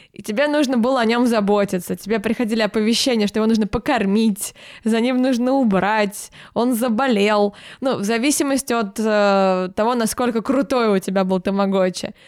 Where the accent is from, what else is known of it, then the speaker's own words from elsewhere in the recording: Moscow, Russia; also born or lived in Podolsk, Moscow Oblast; когда я пошла в школу, э, я переехала в Москву